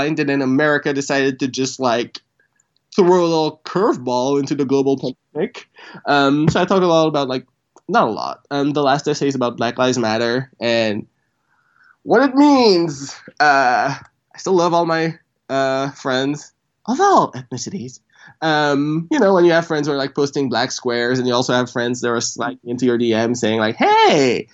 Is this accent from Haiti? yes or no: yes; Port-au-Prince, Haiti; moved away; I was born in Haiti, Port-au-Prince, and my parents were, I'll say, rich.